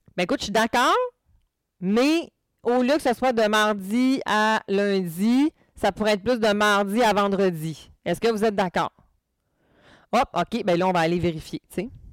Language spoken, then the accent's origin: French; Quebec, Canada; peut-être que mon accent n'est pas assez fort, mais je viens du Saguenay-Lac-Saint-Jean.